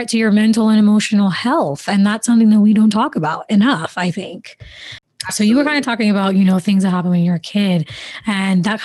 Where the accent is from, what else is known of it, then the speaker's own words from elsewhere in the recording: Jamaica; growing up in the Caribbean, especially, you know, my family's from Jamaica.